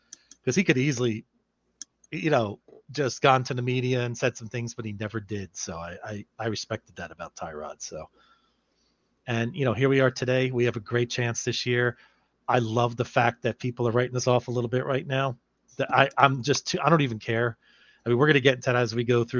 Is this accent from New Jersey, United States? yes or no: yes; South River, New Jersey, United States; now in California, United States; I'm from South River, New Jersey